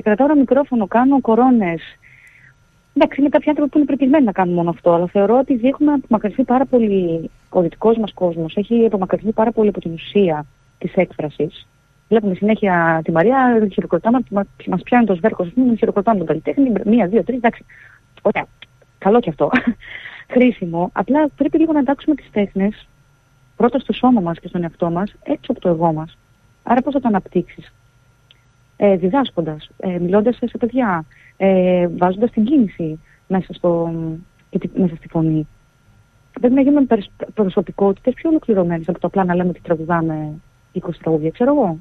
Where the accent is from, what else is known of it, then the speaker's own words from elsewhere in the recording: Grevena, Western Macedonia, Greece; moved away; εγώ μεγάλωσα στα Γραβενά